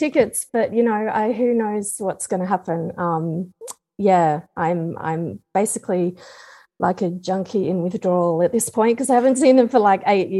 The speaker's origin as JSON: {"language": "English", "town": "Canberra", "region": "Australian Capital Territory", "country": "Australia", "tie": "born or raised there", "said": "Canberra, which is my hometown."}